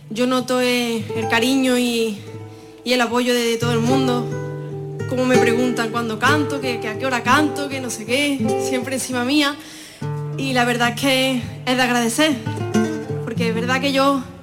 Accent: Fuente Palmera, Andalusia, Spain

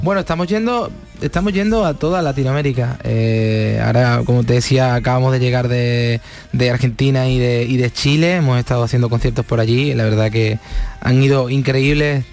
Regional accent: Palma del Río, Andalusia, Spain; moved away; la feria de mi pueblo

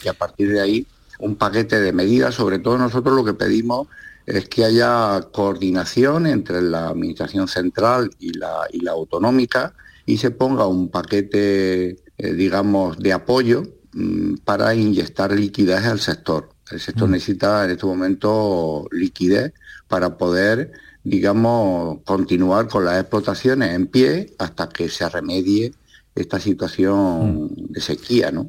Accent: Almería, Andalusia, Spain

